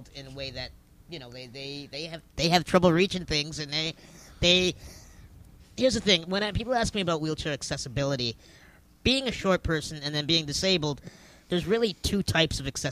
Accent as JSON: {"language": "English", "town": "Kitchener", "region": "Ontario", "country": "Canada", "lives_now": "Toronto, Canada", "said": "I'm originally from Kitchener."}